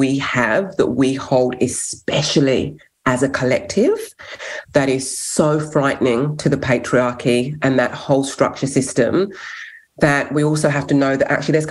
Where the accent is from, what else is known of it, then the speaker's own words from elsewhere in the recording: England, United Kingdom; first language English; now in Australia; So I'm English, born in England, but fostered to five white families growing up